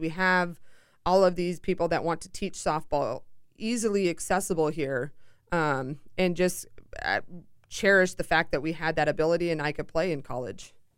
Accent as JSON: {"language": "English", "town": "Seattle", "region": "Washington", "country": "United States", "also_born_or_lived": "Chicago", "moved": "as an adult", "said": "I'm originally from Seattle, so I flew halfway across the country to do my college career."}